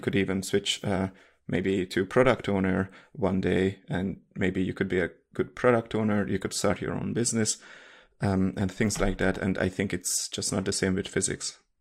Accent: Hungary; English is a second language; moved away as an adult; now in Munich, Germany; I'm from Hungary and I live in Germany, Munich.

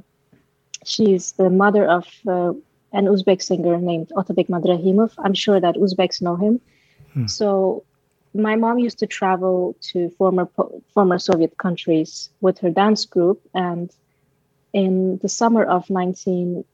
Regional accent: Aalborg, North Denmark Region, Denmark; English is a second language; now in Copenhagen, Denmark; I'm from Denmark, right? I was born and raised in Denmark

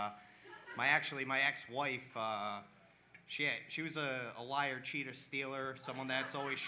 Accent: Providence, Rhode Island, United States; I am from Providence

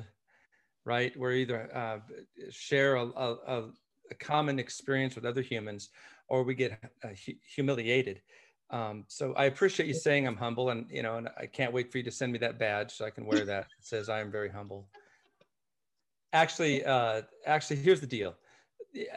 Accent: Scottish by birth, Scotland, United Kingdom; I am Scottish by birth, but my adopted parents who adopted me

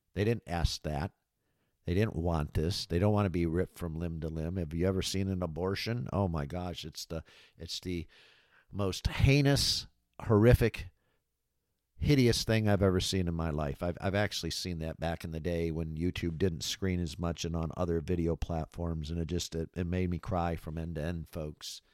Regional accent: Michigan, United States; moved away as an adult; also born or lived in Florida; back home to my home state here of Michigan

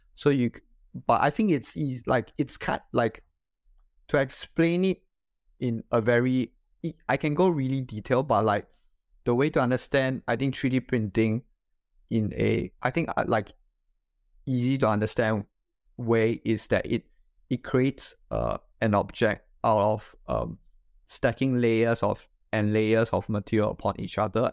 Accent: Singapore; moved away as an adult; now in Japan; I am originally from Singapore. So I studied there and, uh, grew up there.

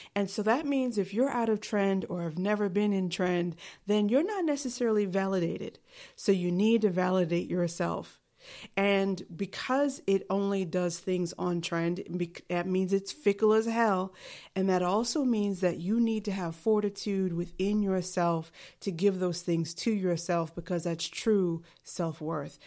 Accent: New York City, New York, United States; I am from New York City

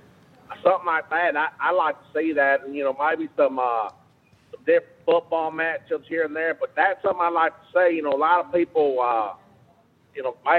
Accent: the South, United States; I'm from the South. I'm from Baptist and Catholic people, and I'm Mexican, Irish, white, and maybe a little bit of Cajun.

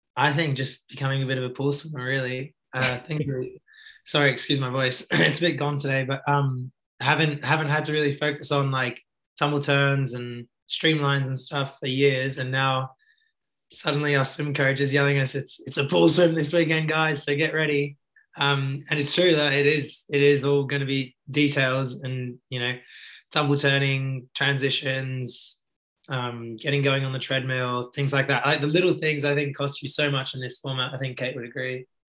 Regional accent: Australia; I was actually growing up in Australia

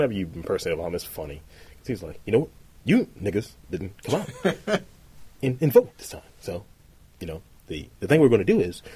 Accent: Albany, New York, United States; moved away; I'm from Albany.

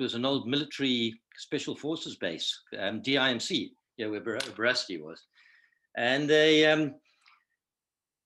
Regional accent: South Africa; moved away; also born or lived in London / Midlands; me being South African

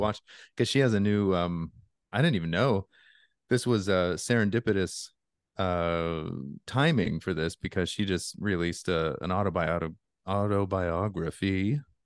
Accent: Alaska, United States; I grew up in Alaska, so I've been in a lot of cold

